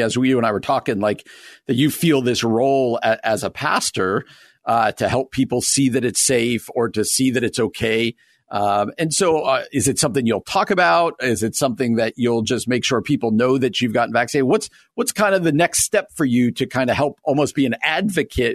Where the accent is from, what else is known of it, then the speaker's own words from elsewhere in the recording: New Jersey, United States; now in Chicago, United States; I grew up out on the East Coast out in New Jersey